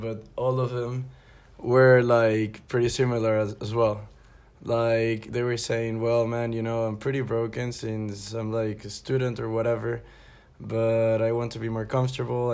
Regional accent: Caracas, Capital District, Venezuela; moved away as an adult; also born or lived in Barcelona / Warsaw / Tokyo; now in Toulouse, France; I'm from Caracas, and in 2016 I decided to try my life here in Europe

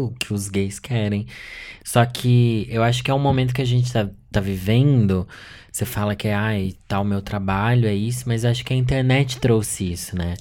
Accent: Sorocaba, São Paulo, Brazil; moved away; eu sou de Sorocaba, interior de São Paulo

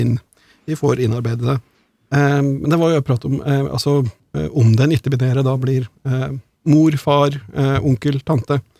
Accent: Hedmark and Oppland, Innlandet, Norway; accent: Hedmark/Oppland dialect

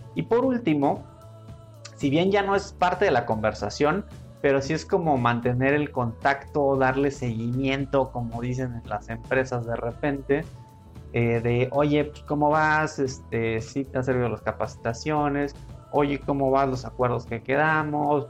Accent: Mexico; somos mexicanos y hay que estar orgullosos de serlo

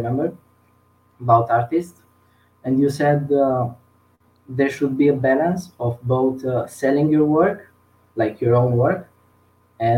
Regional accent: Italy; I'm from Italy

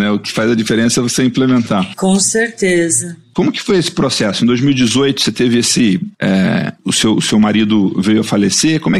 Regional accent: Passo Fundo, Rio Grande do Sul, Brazil; now in Mato Grosso, Brazil; Eu nasci em Passo Fundo, eu sou gaúcha.

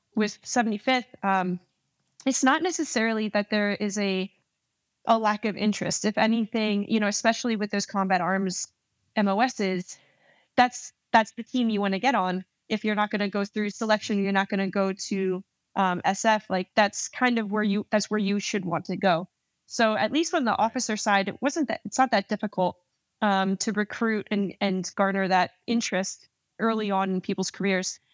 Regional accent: New Jersey, United States; moved away as an adult; I'm born and raised in New Jersey, uh, Central West Jersey

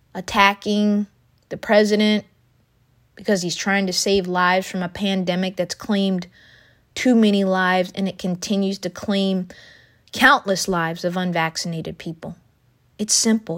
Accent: United States; as an American

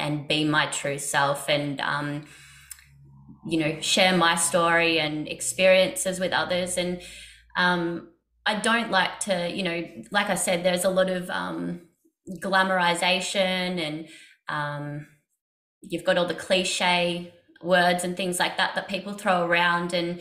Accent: Australia; I grew up in Australia

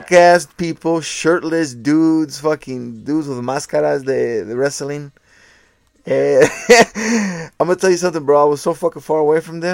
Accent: Portland, Oregon, United States; I grew up in Portland

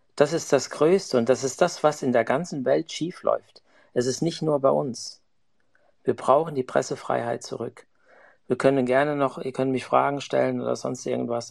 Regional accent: Germany; now in Switzerland; Ich bin Deutscher, wohne in der Schweiz

